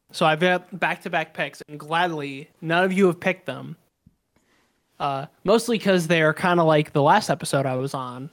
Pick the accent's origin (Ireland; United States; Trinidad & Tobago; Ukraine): United States; I'm very American